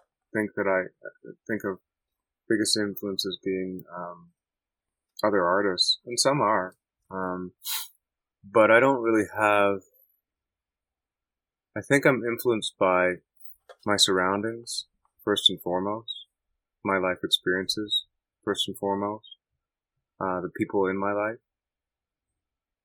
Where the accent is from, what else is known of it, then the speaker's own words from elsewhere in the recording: Toronto, Ontario, Canada; also born or lived in Maple Ridge; I was born in Toronto. I grew up in Toronto primarily